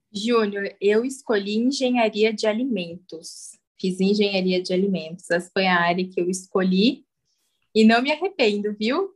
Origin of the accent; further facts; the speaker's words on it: São Paulo, Brazil; moved away as an adult; now in Pirassununga, Brazil; eu vim de São Paulo, capital, mas hoje eu moro em Pirassununga